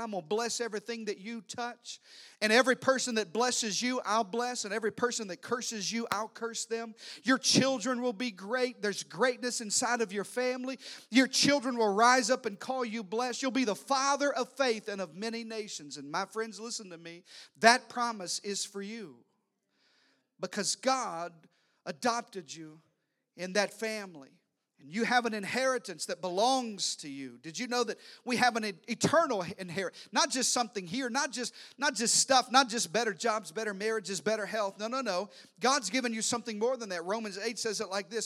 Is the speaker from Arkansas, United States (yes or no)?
yes; Arkansas, United States; I'm from Arkansas. I am related to everybody.